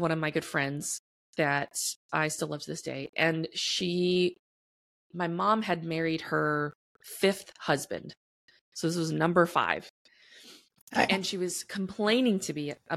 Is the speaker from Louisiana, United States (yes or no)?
yes; New Orleans, Louisiana, United States; now in Texas, United States; I was born and raised in New Orleans, Louisiana